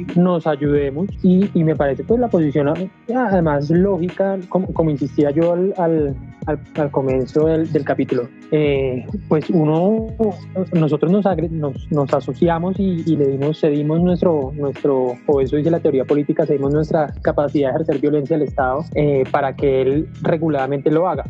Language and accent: Spanish; Colombia; somos ambos ciudadanos colombianos